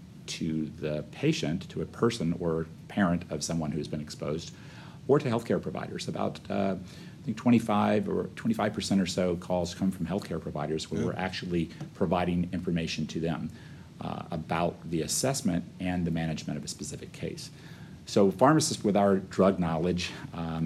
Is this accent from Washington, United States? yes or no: no; Florida, United States; also born or lived in Omaha, Nebraska / San Diego / Louisiana; come back to my home state of Florida